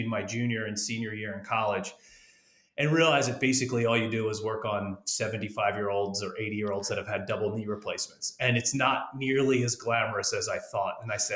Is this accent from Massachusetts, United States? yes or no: no; Delaware, United States; I've lived here my whole life. It's not very exciting. Anytime I tell someone I'm from Delaware